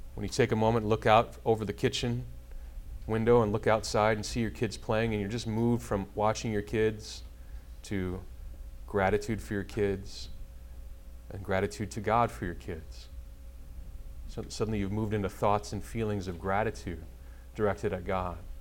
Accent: Nebraska, United States; moved away; I grew up in a part of Nebraska, which was uh, German and Catholic

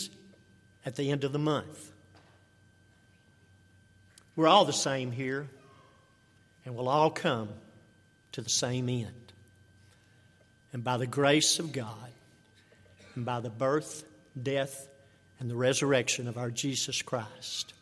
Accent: Pine Mills, Texas, United States; I grew up in the Pine Mills community

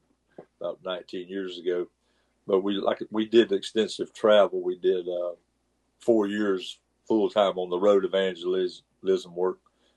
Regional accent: North Carolina, United States; And I'm from Eastern North Carolina myself, but my wife is from an area closer to here, and we came to this area, like I say, back in 1989.

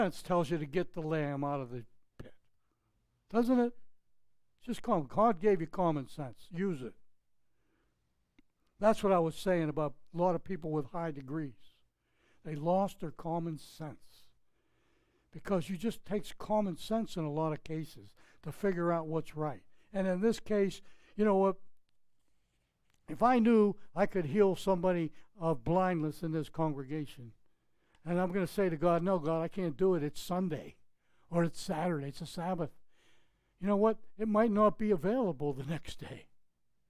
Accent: just outside of Pittsburgh, Pennsylvania, United States; moved away; My hometown in just outside of Pittsburgh was like 2,000, 3,000 people.

